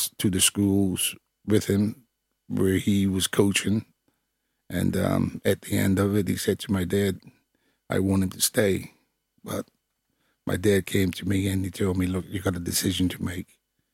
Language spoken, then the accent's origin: English; Bermuda; moved away; I'm from Bermuda, former West Ham United football player